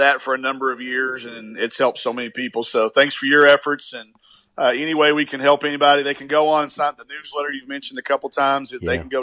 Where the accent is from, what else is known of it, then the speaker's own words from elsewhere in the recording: Arkansas, United States; I'm from Arkansas